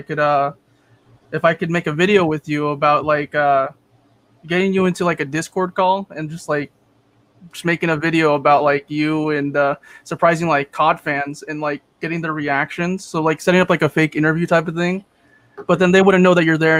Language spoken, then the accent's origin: English; California, United States; also born or lived in San Francisco; I'm from California